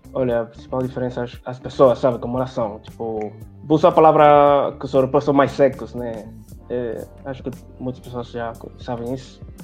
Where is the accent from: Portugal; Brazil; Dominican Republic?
Dominican Republic; Santo Domingo, Distrito Nacional; Portuguese is a second language; eu nasci em Santo Domingo